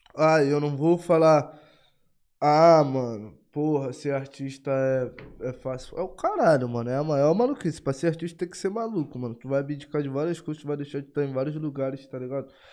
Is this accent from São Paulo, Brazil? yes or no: no; Rio de Janeiro, Brazil; Eu sou do Rio de Janeiro